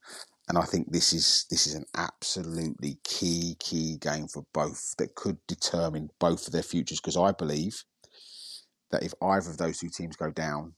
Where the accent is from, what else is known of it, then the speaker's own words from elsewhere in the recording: southern England, United Kingdom; accent: southern; obviously I'm clearly from my accent, I'm a southerner